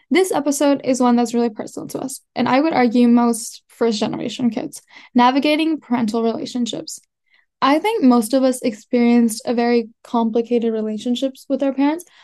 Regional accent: United States; also born or lived in India; I came here when I was one. I've lived here since I was ba- so basically I've lived here my yeah. whole life.

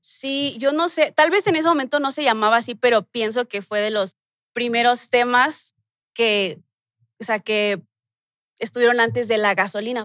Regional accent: Mexico City, Mexico; Ahí crecí, ahí nací

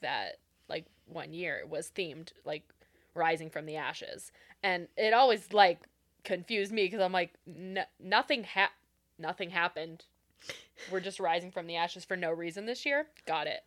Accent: Renton, Washington, United States; born and raised in Renton

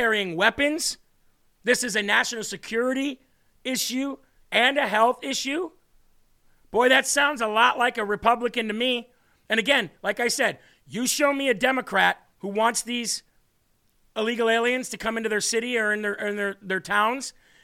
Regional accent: United States; As an American

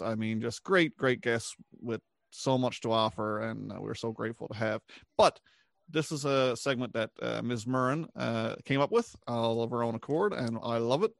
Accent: Newfoundland and Labrador, Canada; we're all from Newfoundland, uh, proud Newfoundlanders.

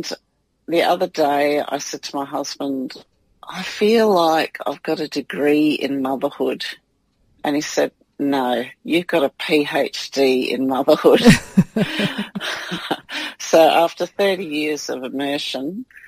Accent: New South Wales, Australia; moved away; also born or lived in Victoria; I was born in New South Wales, but we were living in Victoria

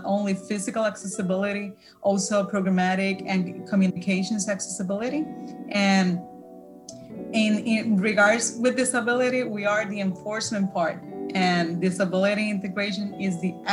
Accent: Puerto Rico; English is a second language; I'm original from Puerto Rico

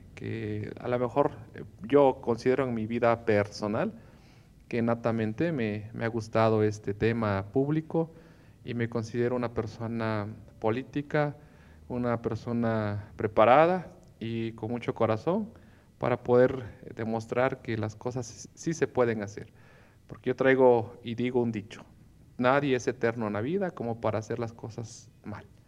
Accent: Tlacotepec, Morelos, Mexico; also born or lived in Jonacatepec / Puebla; Yo soy del pueblo de Tlacotepec, perteneciente al municipio de Milpas. Fui formado, crecido, criado en mi pueblo, ahí en Tlacotepec, hasta el nivel secundario

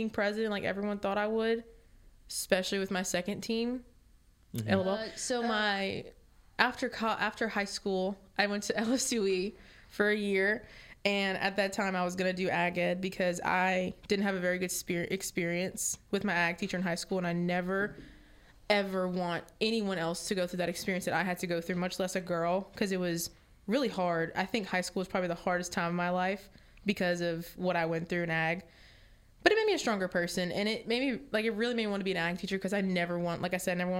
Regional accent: Lawtell, Louisiana, United States; also born or lived in Church Point, Louisiana; I'm from Churchmont, Louisiana. I grew up in Lawtail, which is middle of nowhere

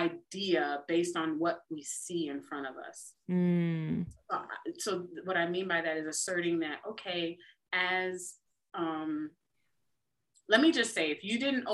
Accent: United States; I'm a wife and I'm a mom.

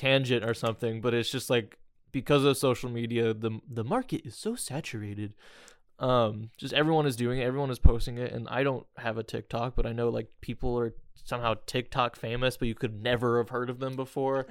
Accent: Indiana, United States; I'm from Indiana

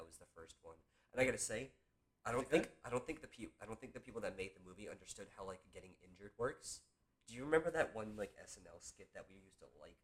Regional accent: United States; I'm American. I'm so American

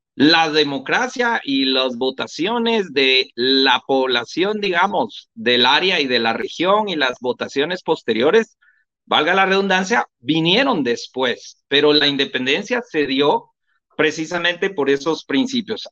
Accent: Guatemala

